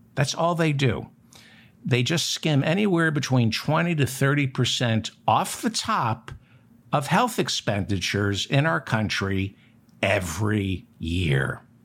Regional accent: United States; as an American

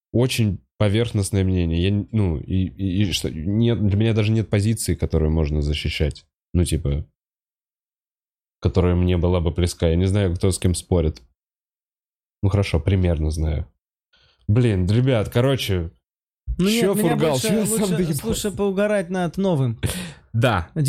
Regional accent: Khabarovsk, Khabarovsk Krai, Russia; С Я вот сам из Хабаровска, и Хабаровск.

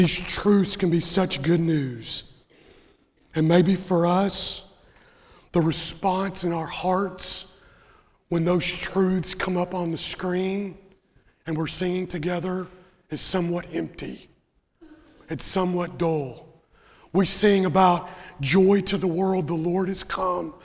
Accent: Western Kentucky, United States; I grew up in Western Kentucky

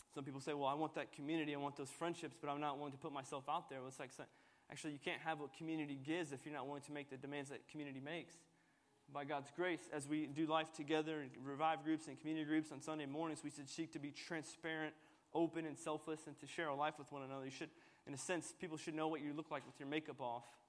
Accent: United States; i was born in America, so I'm Palestinian American

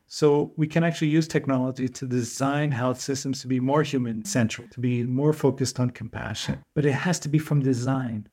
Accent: Portugal; back home in Portugal

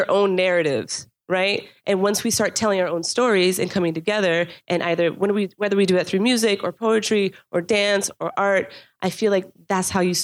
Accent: North Miami, Florida, United States; also born or lived in New York; I'm born and raised here. I'm a product, yes, made in Dade, represent 305

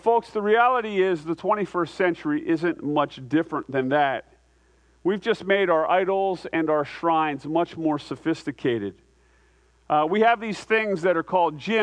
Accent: United States; I'm an American

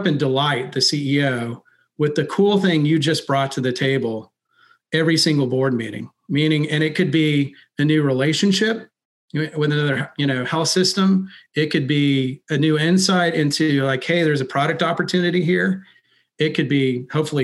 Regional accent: Texas, United States; I'm from Texas

